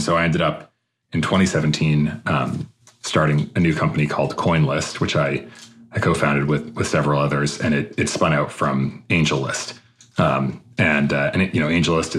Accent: outside of Boston, Massachusetts, United States; moved away as an adult; also born or lived in Palo Alto, California; I grew up outside of Boston, Massachusetts.

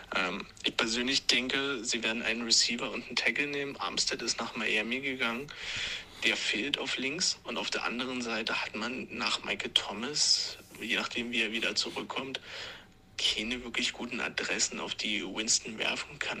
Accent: Regensburg, Bavaria, Germany; accent: Upper Palatinate dialect; unsere wunderschöne Oberpfalz und unseren wunderschönen Dialekt

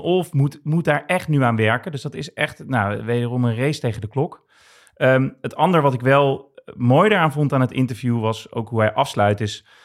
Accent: Rotterdam, South Holland, Netherlands; opgegroeid in Rotterdam, Rotterdam-Zuid.

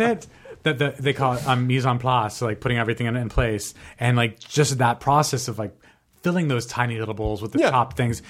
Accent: Albuquerque, New Mexico, United States; and I'm obviously from Albuquerque, New Mexico, as we've been discussing.

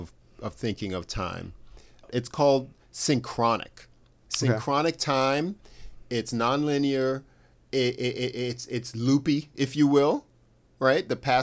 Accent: United States; we're all American

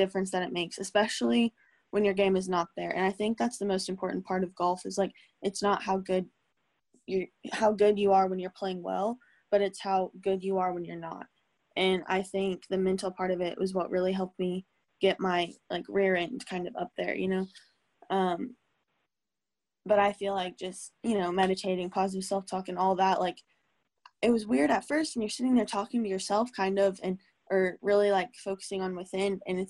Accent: Tulsa, Oklahoma, United States; born there; this is funny because I was born in Tulsa, and I'm in Tulsa right now.

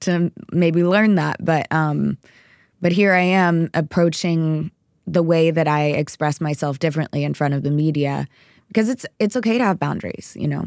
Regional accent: Texas, United States; I was raised in Texas

